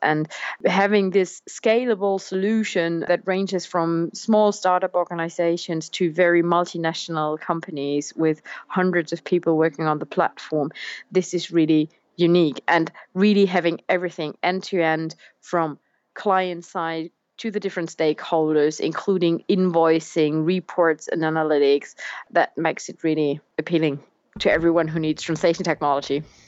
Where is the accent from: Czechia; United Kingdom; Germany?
Germany; English is a second language; moved away; also born or lived in France; I'm originally from Germany